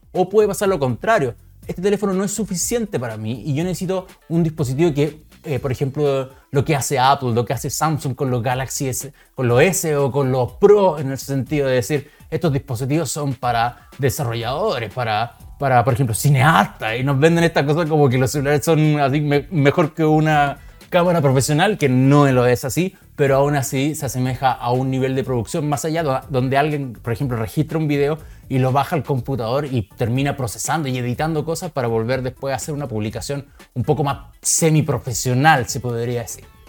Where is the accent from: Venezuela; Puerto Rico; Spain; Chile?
Chile; somos todos chilenos